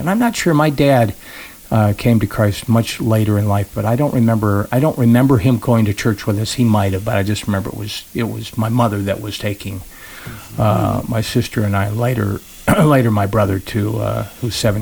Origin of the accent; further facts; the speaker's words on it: Rockford, Illinois, United States; also born or lived in Hollywood, California; we moved from California to Rockford, Illinois